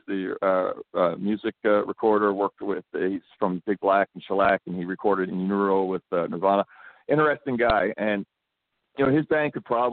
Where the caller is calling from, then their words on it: Abbotsford, British Columbia, Canada; I'm calling you from Abbotsford, British Columbia.